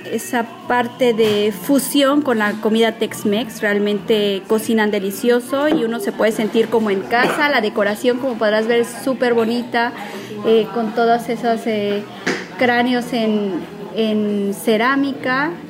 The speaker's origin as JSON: {"language": "Spanish", "region": "Veracruz", "country": "Mexico", "tie": "born or raised there", "also_born_or_lived": "Puebla", "said": "Eh, básicamente yo me podría considerar jarocha Jarocha del Norte, porque ya es frontera con Tamaulipas, pero también de Feña y Poblana. Prácticamente mi infancia la viví entre estas tres regiones."}